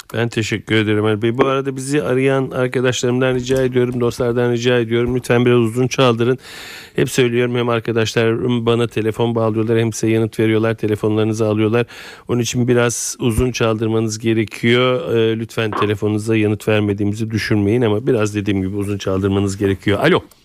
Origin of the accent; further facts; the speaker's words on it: Istanbul, Turkey; Ben Fatih'te büyüdüm